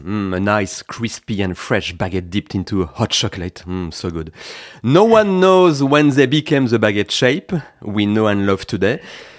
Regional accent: France; I was born in France in a town that has a name only French people can pronounce properly. Wait for it. It's Saint-Gilles-Croix-de-Vie in Vendée, west of France. Yeah, I know it's a bit difficult. But now, I live in the UK anyway.

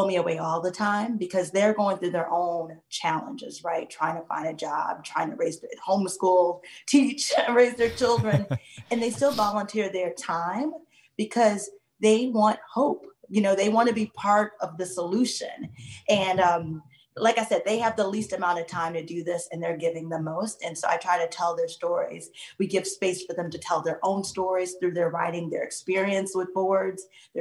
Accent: Midwest, United States; I was raised in the Midwest

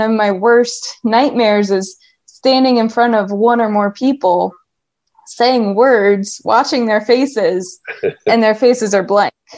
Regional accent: Ohio, United States; moved away as an adult; also born or lived in upstate New York; I was um, born and raised in Ohio

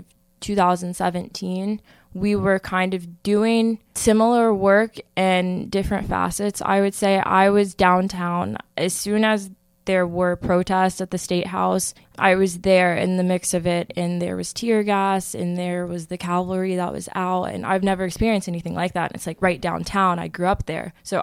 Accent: Bexley, Ohio, United States; growing up in Bexley as a Black woman

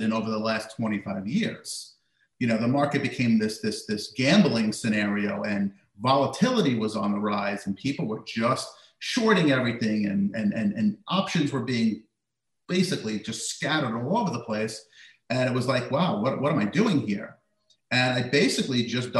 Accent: United States; living in America, growing up in America

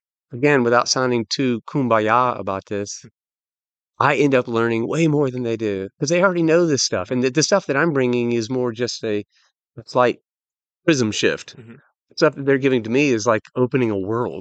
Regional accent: United States; I'm an American

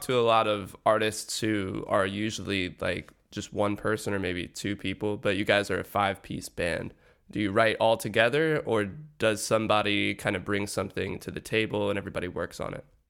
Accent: Atlanta, Georgia, United States; my hometown, Atlanta, Georgia

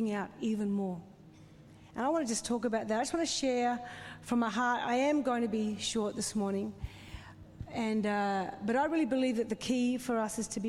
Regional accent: South Australia, Australia; moved away; I grew up in the foothills of South Australia

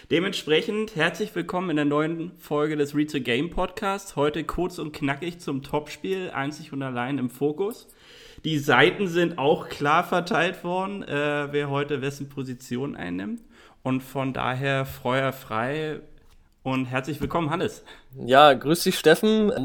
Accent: Dortmund, North Rhine-Westphalia, Germany; Da musste sogar ich als Dortmunder mal sagen, saugeiler Spieler.

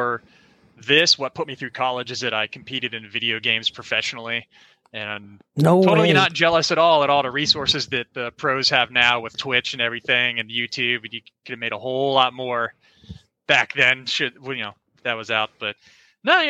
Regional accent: Orlando, Florida, United States; So I'm from Orlando, Florida. Grew up there my whole life.

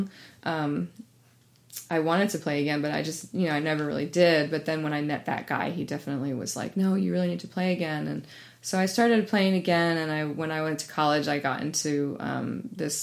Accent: East Coast, United States; now in Bay Area, United States; I grew up on the East Coast in the suburbs

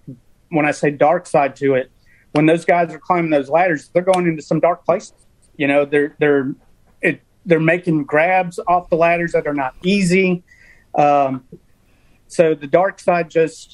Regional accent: Chicago, Illinois, United States; now in Birmingham, United States; born and raised in Chicago, barely graduated high school

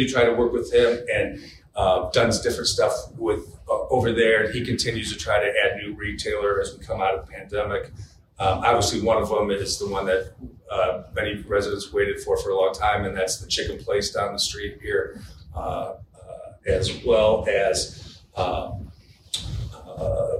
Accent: Indiana, United States; now in Parma, United States; I'm originally from Indiana. Both my parents have come out here for healthcare services from Southern Indiana

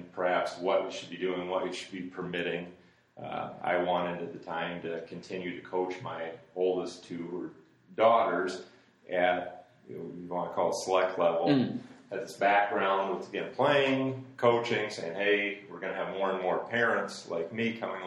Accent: Urbandale, Iowa, United States; also born or lived in Germany; we ended up back in my hometown of Urbandale

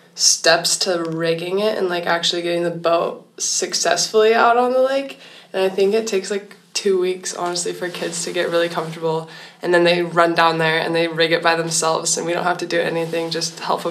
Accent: Seattle, Washington, United States; I'm from Seattle.

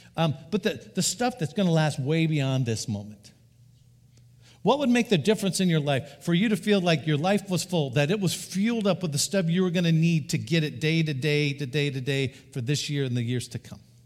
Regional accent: Idaho, United States; when I grew up in Idaho at age fourteen

